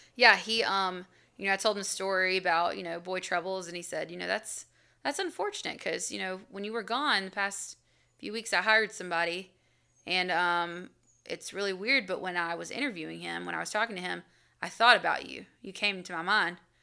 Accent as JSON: {"language": "English", "town": "Albany", "country": "United States", "moved": "yes", "said": "I'm from Albany"}